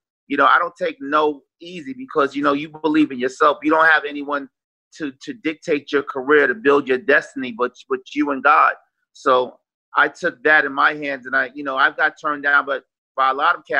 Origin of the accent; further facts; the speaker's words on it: New York City, New York, United States; also born or lived in Harlem, New York / Far Rockaway, Queens, New York; growing up in Harlem and moving to Far Rockaway